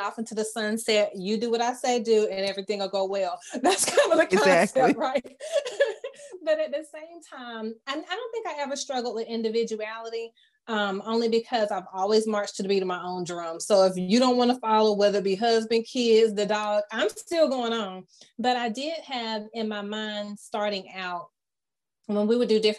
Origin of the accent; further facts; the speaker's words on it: Fayetteville, United States; I'm from Fayetteville